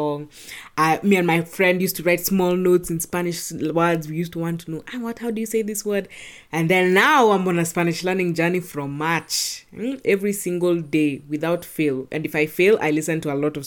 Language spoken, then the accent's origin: English; Nairobi, Kenya; we live in Nairobi. We are from Nairobi, Kenya